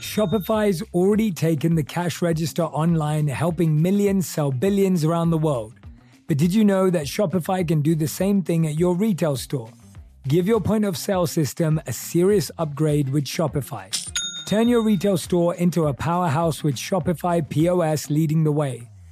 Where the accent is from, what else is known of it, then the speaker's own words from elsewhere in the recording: London, United Kingdom; growing up in London